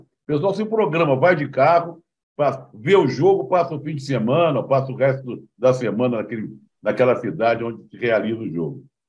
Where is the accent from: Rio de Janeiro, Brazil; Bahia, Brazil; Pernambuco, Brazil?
Rio de Janeiro, Brazil; eu sou carioca